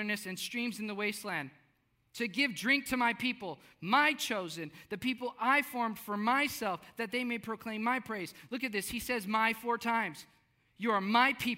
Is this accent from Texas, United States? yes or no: yes; South Texas, United States; I grew up in South Texas.